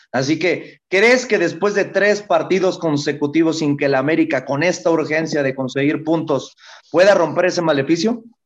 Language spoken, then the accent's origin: Spanish; Tijuana, Baja California, Mexico; del equipo de mi tierra